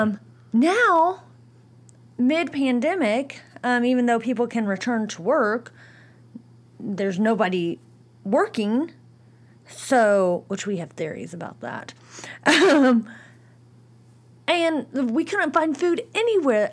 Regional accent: Bloomington, Indiana, United States; I am from Bloomington, Indiana

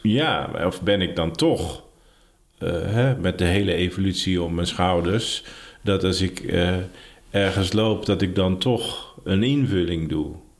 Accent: Ursem, North Holland, Netherlands; also born or lived in Heerhugowaard; Ik fietste vroeger altijd van mijn geboortedorp Ursem naar Heerengewaard. Daar zat ik op de middelbare school

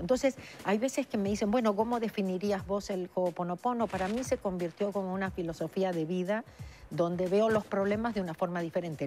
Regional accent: Argentina; moved away as an adult; now in Los Angeles, United States; nací en la Argentina hace 39 años que vivo en Los Ángeles

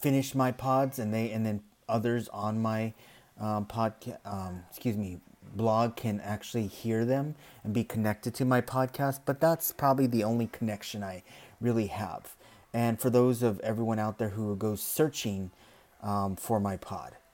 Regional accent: United States; being an American

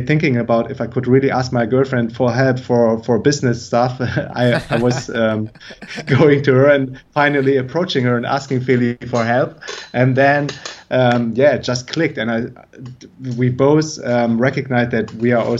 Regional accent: Germany; moved away; I'm originally from Germany

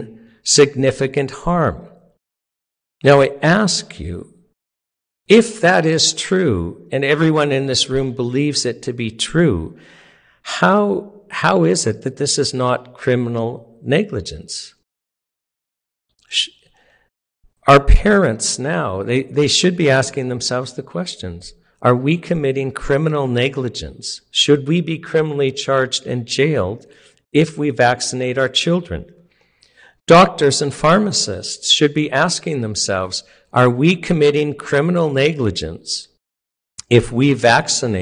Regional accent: Canada; being Canadian

